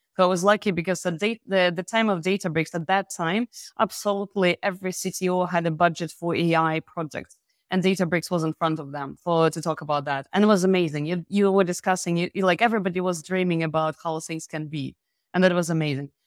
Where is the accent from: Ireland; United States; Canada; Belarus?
Belarus; moved away as an adult; now in France; by origin, I'm from Belarus. I'm living in France for more than ten years